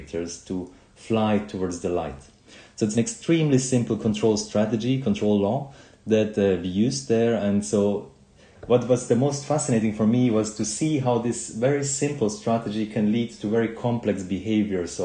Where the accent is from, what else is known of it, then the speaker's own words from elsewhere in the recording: Switzerland; when I grew up in Switzerland, and I remember as a child when I was 7 or 8